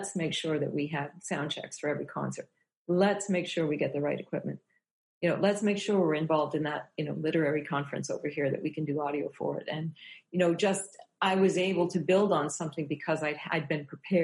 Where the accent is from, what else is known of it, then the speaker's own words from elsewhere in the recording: New Brunswick, Canada; moved away as an adult; also born or lived in Prince Edward Island / Newfoundland / Montreal / Banff; now in Victoria, Canada; I'm from New Brunswick. I grew up in New Brunswick.